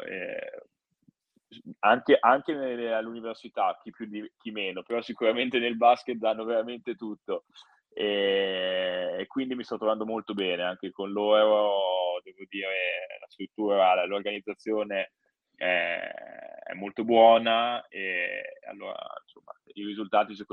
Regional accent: Parma, Emilia-Romagna, Italy; quindi ho svolto la magistrale in food quality a Parma, la mia città natale

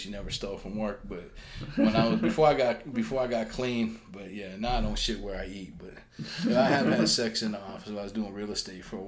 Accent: Salt Lake City, Utah, United States; I grew up in what's now Glendale

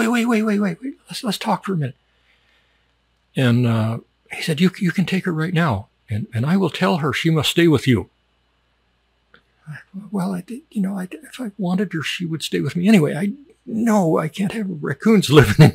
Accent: United States; moved away as an adult

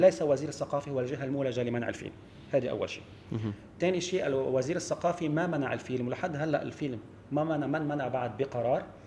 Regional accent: Lebanon

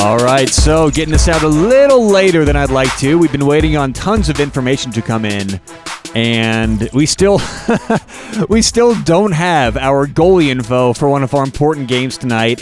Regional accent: Denver, Colorado, United States; I'm from Denver

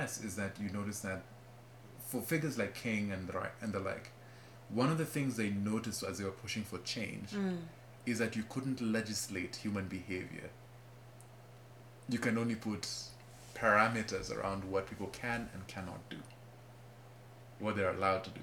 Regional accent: Kenya; now in United States; I speak as a Kenyan

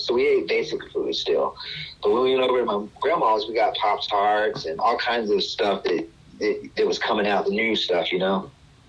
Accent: DeRidder, Louisiana, United States; also born or lived in Lake Charles, Louisiana; I was born in Lake Charles, Louisiana, and then grew up in a small itty-bitty blink town called DeRidder, Louisiana. And it was really very slow and basic stuff. We had a McDonald's and not a lot of other stuff

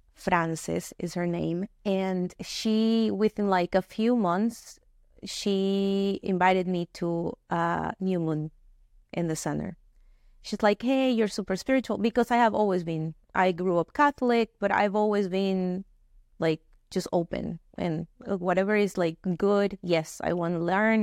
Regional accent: Venezuela; moved away as an adult; now in United States; I grew up in Venezuela, born and raised there, uh, moved here to the US uh, 12 years ago uh, after graduating college

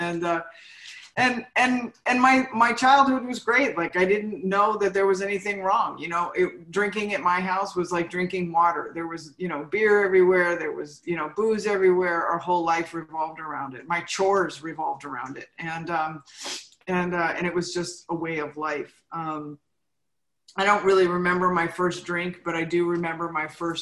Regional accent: San Fernando Valley, California, United States; I grew up in the San Fernando Valley

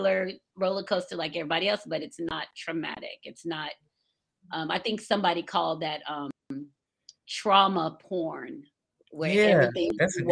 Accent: Atlanta, Georgia, United States; also born or lived in Florida; I grew up in Atlanta.

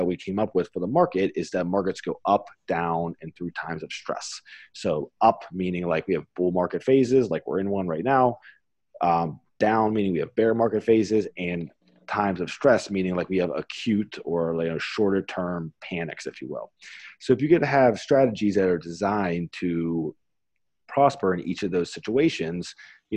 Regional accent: Pittsburgh, Pennsylvania, United States; I'm from Pittsburgh

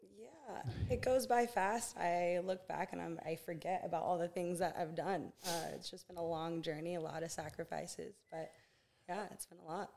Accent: Santa Barbara, California, United States; born and raised in Santa Barbara, California.

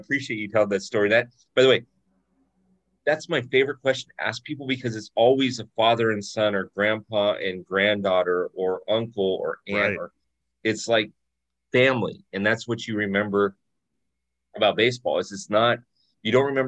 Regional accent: Orange County, California, United States; I grew up in Orange County, California

